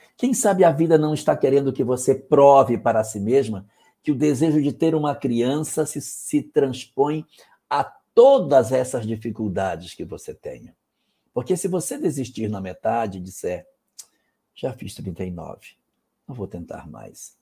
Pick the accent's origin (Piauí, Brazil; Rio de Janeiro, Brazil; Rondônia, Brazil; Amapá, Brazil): Amapá, Brazil; o estado onde eu nasci